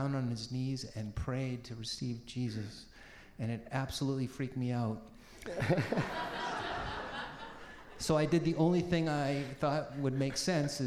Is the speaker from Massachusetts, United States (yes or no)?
yes; Peabody, Massachusetts, United States; also born or lived in Boston; I was born in Boston, grew up in a very ethnic working class city called Peabody, in a Jewish family